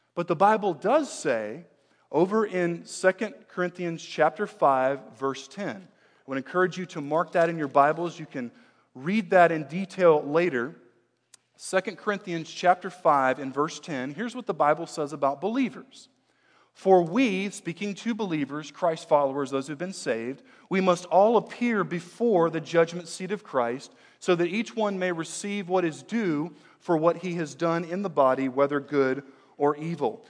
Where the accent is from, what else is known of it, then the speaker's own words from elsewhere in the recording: United States; I'm an American, uh, born and bred here in the U S